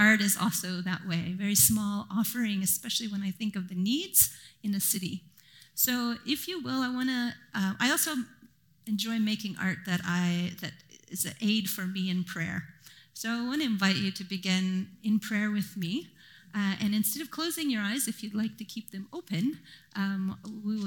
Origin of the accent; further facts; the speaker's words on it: Japan; now in Vancouver, Canada; I grew up in Japan